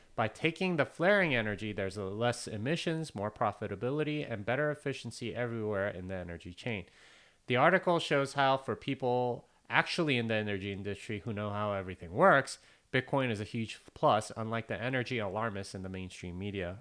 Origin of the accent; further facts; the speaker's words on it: South Korea; I'm Korean